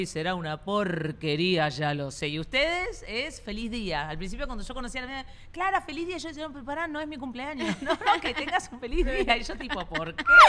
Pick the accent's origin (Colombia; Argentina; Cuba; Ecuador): Argentina; now in Doral, United States; yo soy argentina